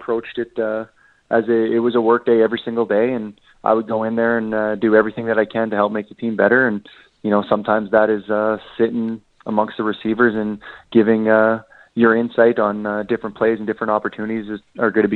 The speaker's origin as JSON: {"language": "English", "town": "Regina", "region": "Saskatchewan", "country": "Canada", "tie": "born or raised there", "said": "I'm born and raised in Regina"}